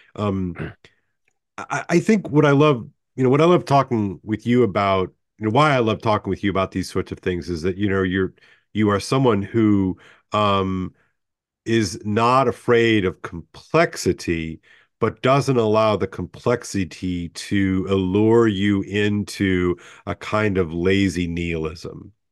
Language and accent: English; United States; I'm thoroughly American